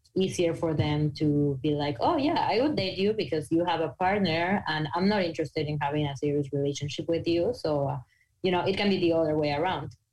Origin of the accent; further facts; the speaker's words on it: Mexico; English is a second language; moved away; I'm from Mexico